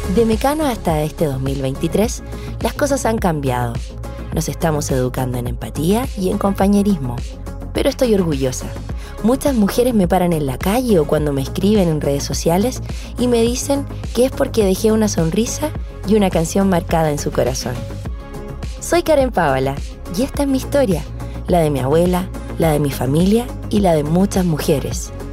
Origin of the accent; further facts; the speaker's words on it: Santiago, Santiago Metropolitan Region, Chile; Nací en Santiago y me crié con mi abuela materna